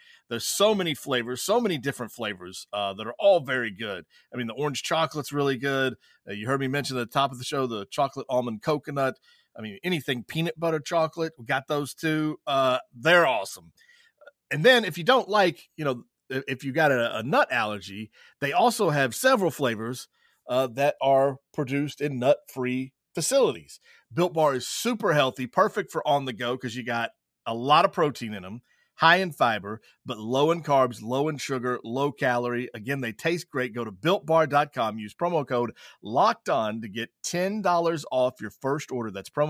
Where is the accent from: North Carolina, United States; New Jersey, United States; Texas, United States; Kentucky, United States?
Kentucky, United States; Williamsburg; I grew up in Williamsburg, mm-hmm. Whitley County, down southeastern Kentucky